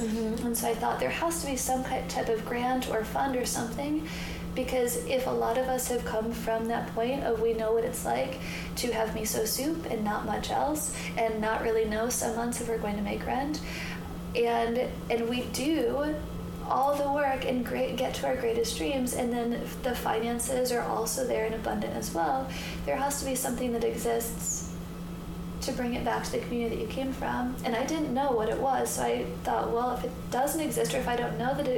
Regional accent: Michigan, United States; moved away as an adult; also born or lived in Ann Arbor / Chicago; now in Los Angeles, United States; I was raised in Michigan

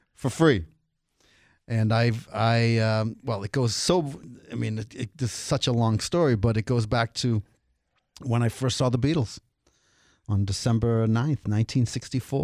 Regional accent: Cambridge, Massachusetts, United States; I grew up in Cambridge

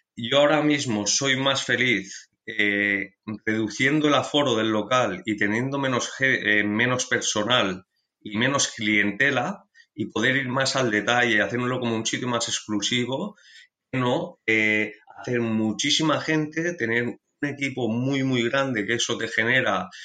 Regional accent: Barcelona, Catalonia, Spain; yo nací aquí en Barcelona

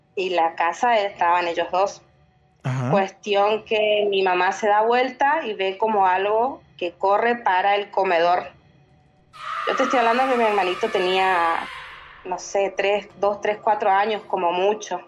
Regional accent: Argentina; Yo soy de Argentina.

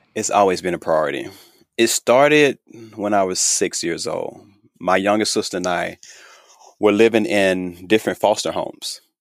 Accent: Thomasville, Georgia, United States; moved away as an adult; now in Los Angeles, United States; I am from Thomasville, Georgia

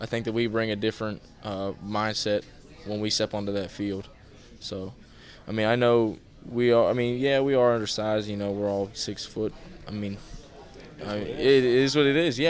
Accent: Morgantown, West Virginia, United States; I'm from Morgantown

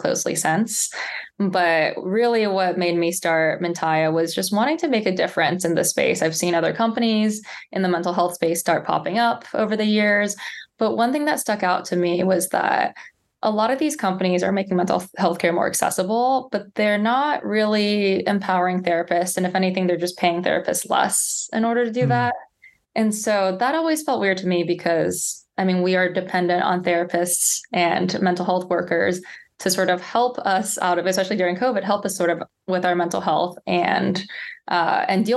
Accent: San Jose, California, United States; also born or lived in Palo Alto, California / Princeton, New Jersey; So I'm from the Bay Area. So I grew up in San Jose, Palo Alto in the Bay Area

